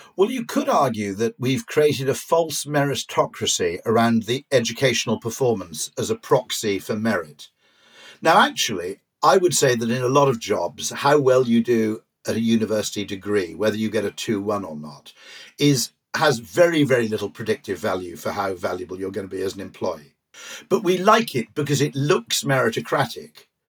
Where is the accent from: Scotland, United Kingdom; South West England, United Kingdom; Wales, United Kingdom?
Wales, United Kingdom; I grew up in Wales where rugby is the mass sport